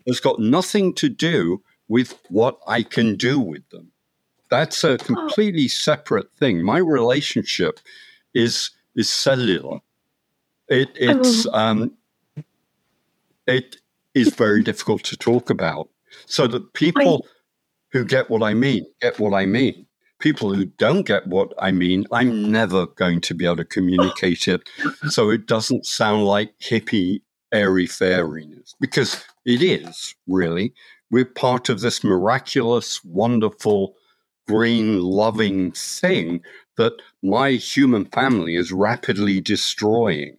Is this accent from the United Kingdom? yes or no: yes; London, United Kingdom; moved away; I grew up in London, was a scientist